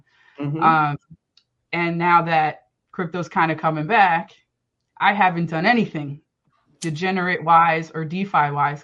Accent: New York, United States; moved away as an adult; also born or lived in Philadelphia, Pennsylvania; I'm originally from New York, and I moved to Philly for a couple of years

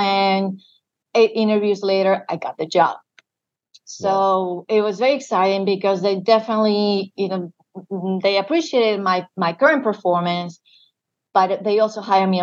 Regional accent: Madrid, Community of Madrid, Spain; moved away as an adult; now in United States; born and raised in Spain

